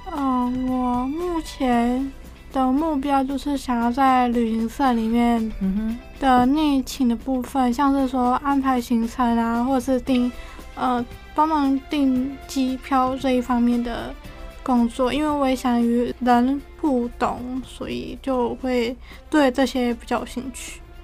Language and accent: Chinese; Yunlin County, Taiwan; moved away as an adult; now in Tainan, Taiwan; 我是云林人